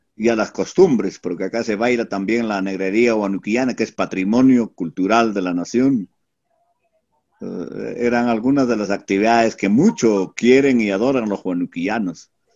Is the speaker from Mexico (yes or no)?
no; Huánuco, Peru; moved away; also born or lived in Lima / Ayacucho / Huancayo; Pero mi tierra me jaló más, me pidió más, parece que requería de mi presencia y he vuelto